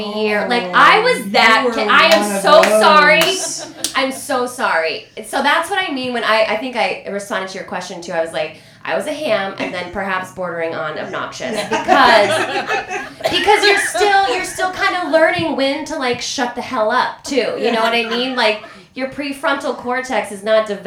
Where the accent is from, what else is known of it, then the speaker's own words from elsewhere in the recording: Denver, Colorado, United States; moved away as an adult; also born or lived in New York; I'm from Denver and it's a beautiful place